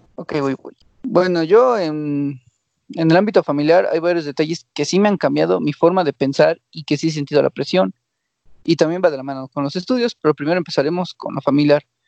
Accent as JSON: {"language": "Spanish", "country": "Mexico", "said": "como mexicano"}